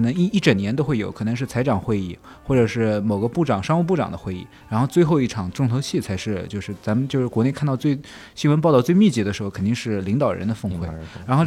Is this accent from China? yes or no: yes; China; moved away as an adult; also born or lived in Argentina; 作为一个中国人